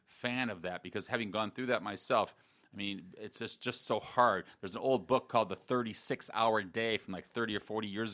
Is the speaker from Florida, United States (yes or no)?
no; South Bend, Indiana, United States; moved away as an adult; also born or lived in Michigan; now in Gainesville, United States; I grew up in South Bend, Indiana.